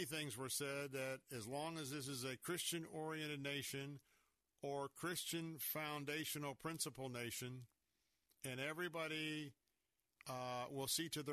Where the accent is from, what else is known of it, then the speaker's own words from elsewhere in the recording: Tampa, Florida, United States; I was born and raised here in Tampa, Florida.